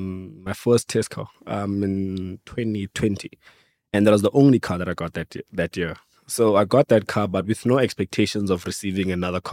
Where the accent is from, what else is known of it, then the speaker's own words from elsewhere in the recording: Pretoria, Gauteng, South Africa; also born or lived in Venda; I'm from Pretoria, but originally I'm from Venda. I grew up in Pretoria.